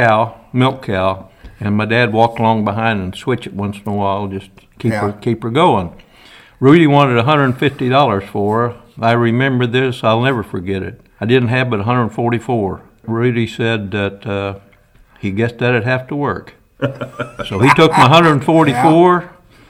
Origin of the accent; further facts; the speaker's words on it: Dahlgren, Illinois, United States; Dahlgren, Illinois.